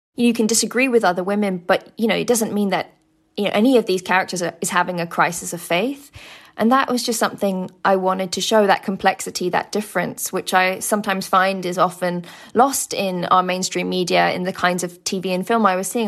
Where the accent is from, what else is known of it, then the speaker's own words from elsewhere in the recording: United Kingdom; being a British Muslim or from you know Pakistani background